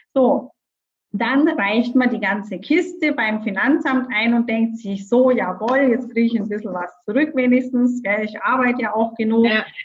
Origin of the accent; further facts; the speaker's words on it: Bavaria, Germany; ich komme ja aus Bayern